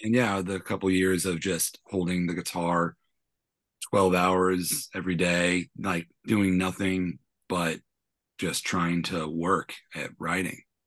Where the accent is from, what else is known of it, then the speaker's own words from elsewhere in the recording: San Francisco, California, United States; also born or lived in New York / London; I always kinda ended up back where I'm from, which I was born and raised in San Francisco